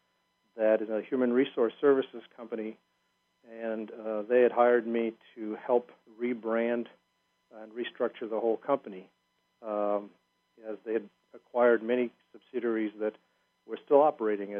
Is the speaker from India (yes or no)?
no; South Africa; I was born and raised in South Africa